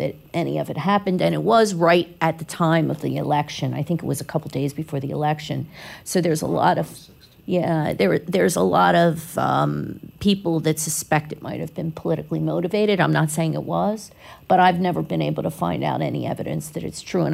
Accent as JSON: {"language": "English", "town": "Philadelphia", "region": "Pennsylvania", "country": "United States", "tie": "born or raised there", "moved": "yes", "lives_now": "Florida, United States", "said": "I grew up in Philly"}